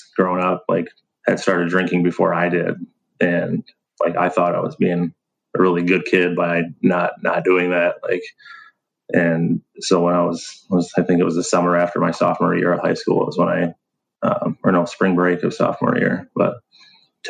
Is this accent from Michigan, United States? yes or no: yes; Mount Pleasant, Michigan, United States; I grew up in Mount Pleasant, Michigan